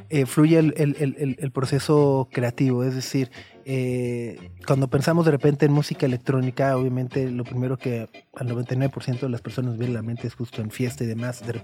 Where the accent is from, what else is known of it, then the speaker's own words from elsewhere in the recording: Durango, Mexico; moved away as an adult; also born or lived in León; No, yo soy de Durango.